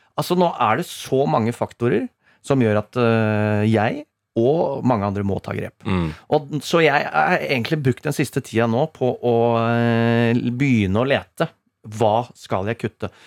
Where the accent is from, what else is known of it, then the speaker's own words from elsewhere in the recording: Rakkestad, Østfold, Norway; now in Oslo, Norway; Jeg kom fra Rakstad sjøl